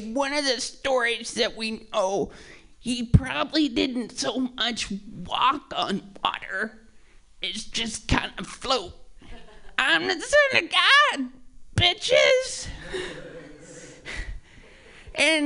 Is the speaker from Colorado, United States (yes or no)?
no; Georgia, United States; moved away; I'm originally from Georgia